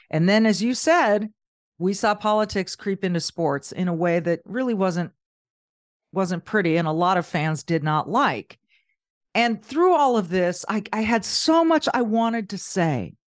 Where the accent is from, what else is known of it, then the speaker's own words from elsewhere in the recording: Southern California, United States; moved away; also born or lived in Minnesota; I grew up in Southern California.